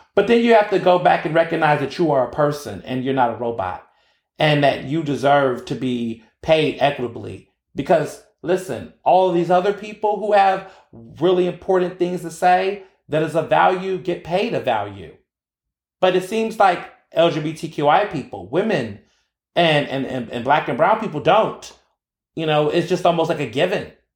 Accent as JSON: {"language": "English", "town": "Houston", "region": "Texas", "country": "United States", "tie": "born or raised there", "also_born_or_lived": "Chicago", "moved": "yes", "lives_now": "Philadelphia, United States", "said": "I grew up in Houston"}